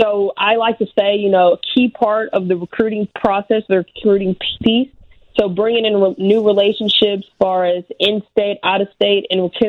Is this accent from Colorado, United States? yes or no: no; Houston, Texas, United States; moved away as an adult; also born or lived in Mississippi / Austin, Texas; now in Illinois, United States; So moved from Mississippi when I was 5 to Houston, Texas